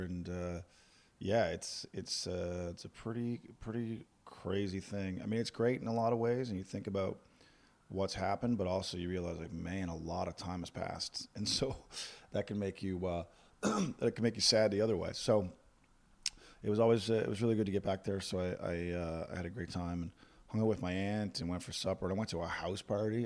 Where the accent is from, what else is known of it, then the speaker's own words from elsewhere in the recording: Corner Brook, Newfoundland and Labrador, Canada; now in Halifax, Canada; I have just returned from my hometown of Cornerbrook, Newfoundland this morning.